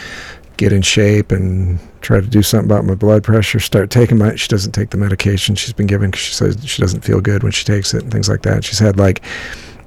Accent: United States; also born or lived in Midwest (middle America); as an American, you know, here in middle America

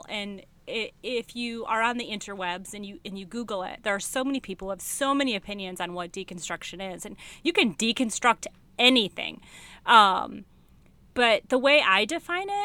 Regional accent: Michigan, United States; moved away as an adult; I'm from Michigan

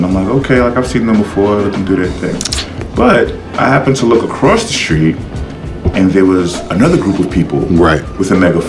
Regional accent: New York City, New York, United States; moved away; I'm from the Bronx, but I go there every once in a while.

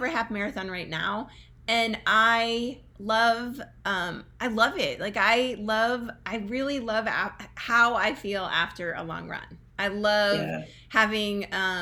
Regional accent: New Jersey, United States; I grew up here in the United States. I actually grew up in New Jersey.

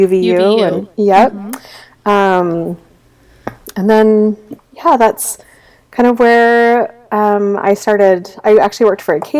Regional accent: Las Vegas, Nevada, United States; also born or lived in Wyoming; I was actually born in Las Vegas, Nevada

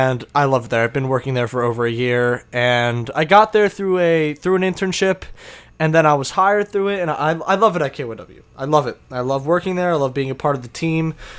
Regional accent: New Jersey, United States; I'm from New Jersey

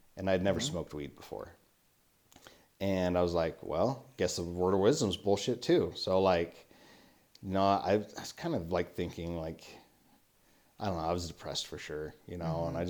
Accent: Panguitch, Utah, United States; also born or lived in St. George, Utah; But I was living in Panguitch.

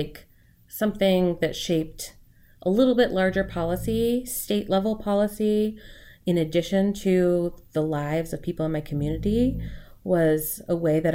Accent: Port Orchard, Washington, United States; also born or lived in Bremerton, Washington / Massachusetts; I grew up here

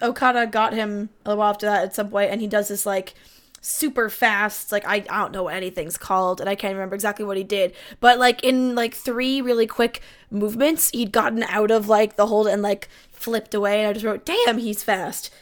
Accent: Canada; I'm a Canadian

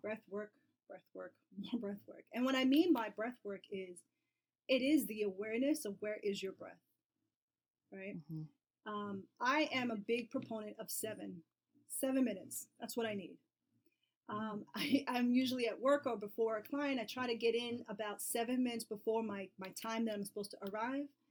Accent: New York City, New York, United States; I'm from New York and New York City

